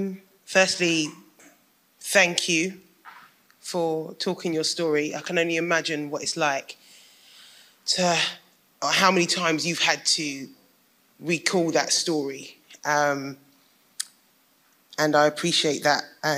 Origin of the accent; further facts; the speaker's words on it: London, United Kingdom; I'm from Tottenham. My mum still lives in Tottenham, Radley Road.